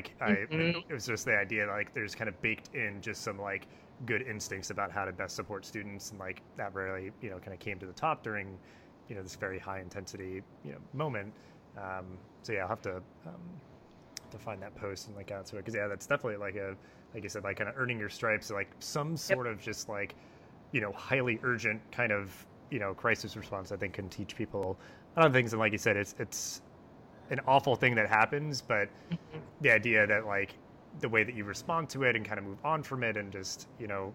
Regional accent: Delaware, United States; moved away; growing up in Delaware

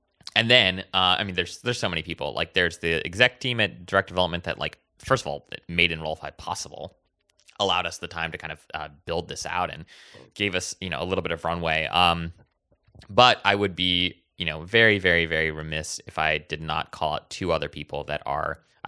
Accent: Hawaii, United States; It's because, so I grew up in Hawaii. And in the way that I speak today is very different than the way that I spoke then, right? Like, my parents were born and raised there as well.

